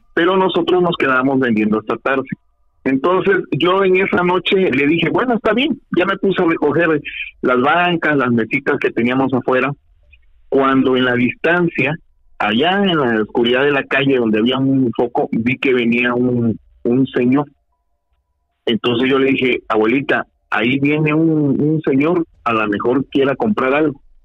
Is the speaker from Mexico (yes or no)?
yes; Mexico; yo soy mexicano, nacido aquí